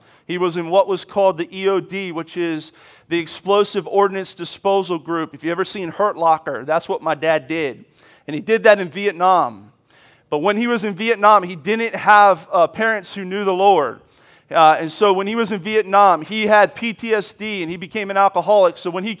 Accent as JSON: {"language": "English", "town": "Washington", "region": "District of Columbia", "country": "United States", "tie": "born or raised there", "said": "I grew up in Washington, D.C. I'm a military brat, an Army brat."}